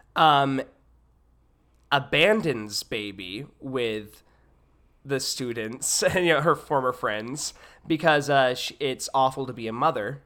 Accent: Hattiesburg, Mississippi, United States; I was born and raised in Hattiesburg, Mississippi

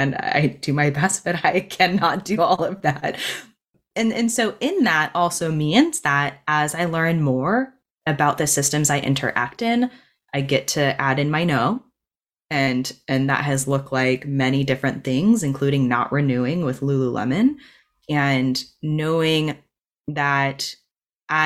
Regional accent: United States; moved away; We went back to my hometown last week and spent a whole week and stayed with my childhood best friend

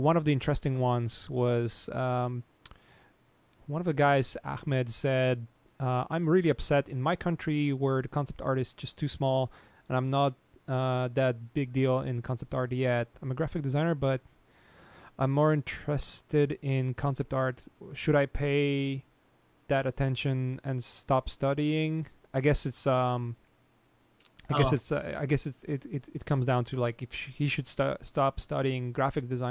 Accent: Poland; moved away; I come from Poland

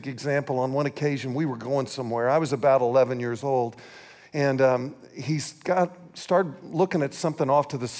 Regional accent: St. Joseph, Missouri, United States; moved away; We were born and raised in St. Joseph, Missouri.

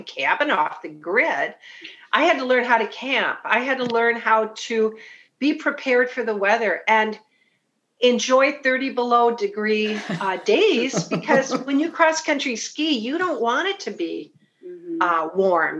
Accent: Bloomington, Minnesota, United States; I'm from Bloomington, went to Olson, then Jefferson. I grew up around Highland Hills

